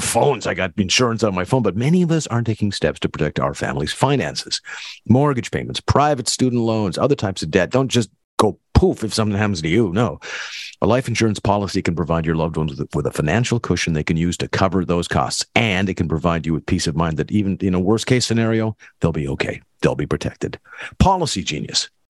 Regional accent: North Dakota, United States; now in Minneapolis, United States; I grew up in North Dakota.

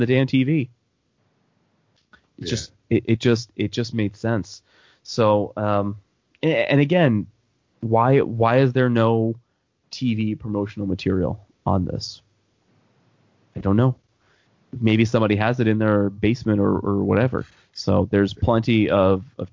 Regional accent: United States; moved away; in New York and New Jersey

